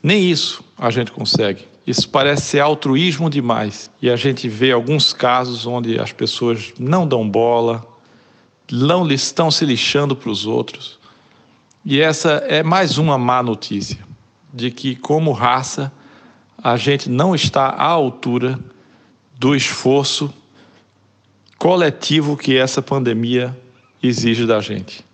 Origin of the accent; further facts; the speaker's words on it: Olinda, Pernambuco, Brazil; accent: Pernambuco; moved away as an adult; now in London, United Kingdom; o sotaque denuncia que eu sou de Pernambuco, de Olinda mais especificamente